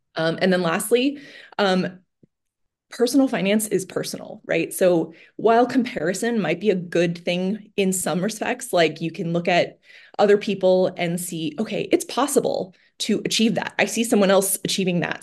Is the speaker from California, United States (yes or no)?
yes; Bay Area, California, United States; moved away as an adult; now in Chicago, United States; I grew up in the Bay Area, went to school in the Bay Area.